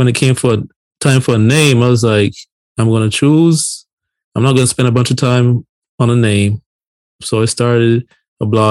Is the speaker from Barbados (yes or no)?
yes; Barbados; moved away as an adult; now in United States; born and raised in Barbados, came to the United States on my 18th birthday. Been here ever since, you know, over 20 years